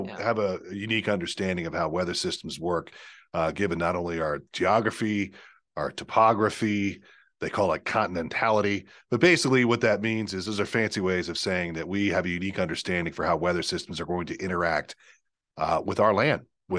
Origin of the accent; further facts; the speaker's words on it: Pennsylvania, United States; But yeah, I'm Lanko. I grew up in Lancaster County.